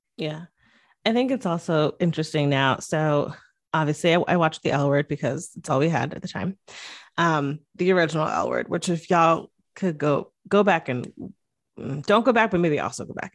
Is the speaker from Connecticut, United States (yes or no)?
yes; Connecticut, United States; I grew up in Connecticut, which is right outside of New York